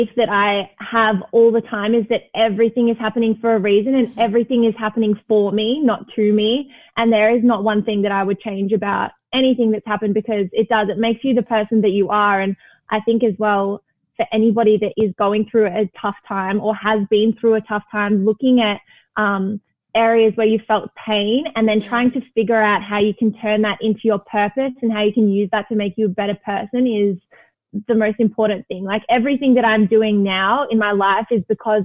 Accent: Melbourne, Victoria, Australia; I grew up in Melbourne, which I loved

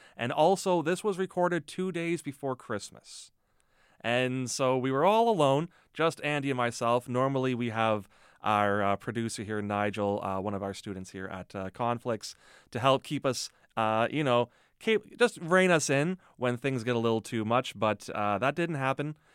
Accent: Mississauga, Ontario, Canada; moved away as an adult; also born or lived in Hamilton / Toronto; now in Thunder Bay, Canada; I grew up near Port Credit

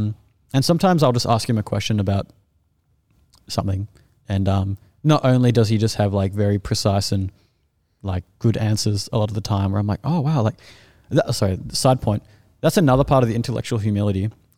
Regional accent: Australia; As an Australian, I find it very uncomfortable.

